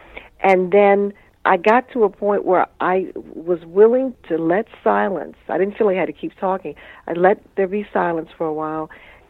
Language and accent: English; United States; So I said, well, you know, I'm a writer, and I grew up here in Washington, and the wonderful thing about being a writer is it's taken me all over the world.